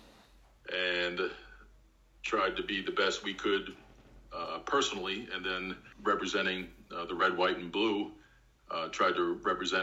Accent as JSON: {"language": "English", "area": "Long Island", "region": "New York", "country": "United States", "tie": "born or raised there", "said": "I grew up in Long Island"}